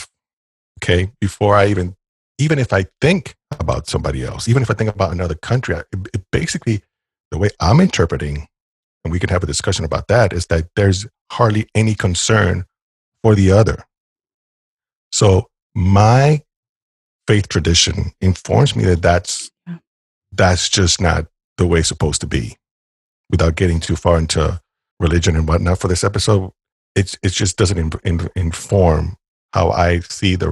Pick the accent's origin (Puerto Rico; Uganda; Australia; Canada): Puerto Rico; moved away; also born or lived in North Carolina; I'm Puerto Rican. I was born and raised in Puerto Rico.